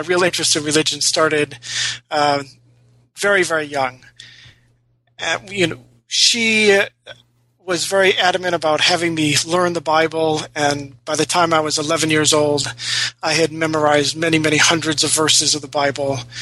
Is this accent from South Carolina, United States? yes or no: no; Rochester, New York, United States; I was uh, born and raised in Rochester, New York